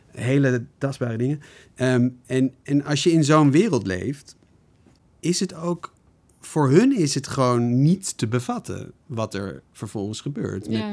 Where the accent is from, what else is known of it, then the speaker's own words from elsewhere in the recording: Netherlands; wij als Nederlanders